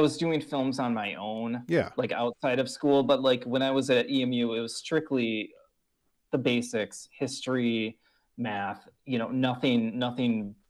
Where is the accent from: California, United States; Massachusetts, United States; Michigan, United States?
Michigan, United States; we were so lucky growing up in Michigan, because there's so much to see and do, and it's such a wide spectrum of different cultures and sensibilities.